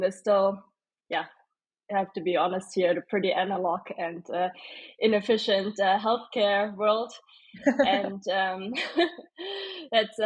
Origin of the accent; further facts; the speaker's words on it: Stuttgart, Baden-Württemberg, Germany; also born or lived in Berlin; now in Munich, Germany; originally I'm from Stuttgart